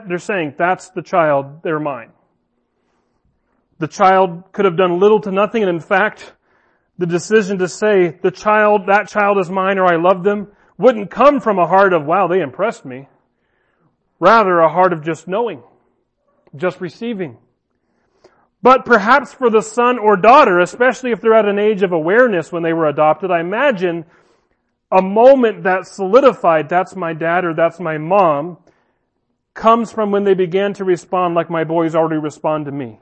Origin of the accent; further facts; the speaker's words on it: United States; I'm American, my parents are American